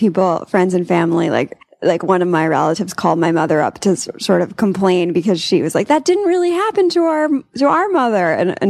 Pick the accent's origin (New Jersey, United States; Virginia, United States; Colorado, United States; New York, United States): New York, United States; Long Island; Long Island.